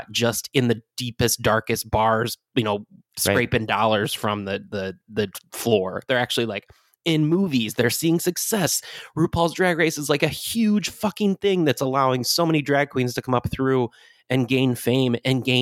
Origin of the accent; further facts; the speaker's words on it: Michigan, United States; my home state of Michigan.